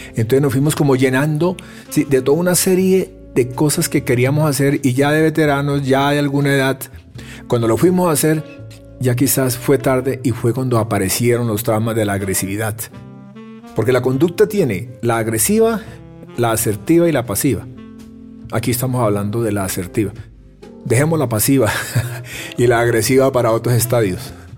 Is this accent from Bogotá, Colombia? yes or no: no; Tolima, Colombia; yo soy tolimense